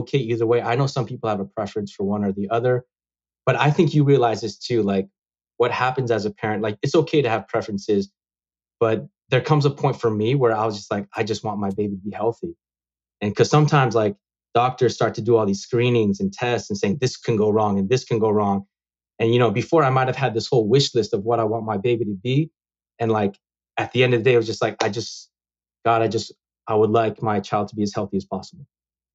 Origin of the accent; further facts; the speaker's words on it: San Francisco, California, United States; I was born in this country. Mm-hmm. I was born in San Francisco.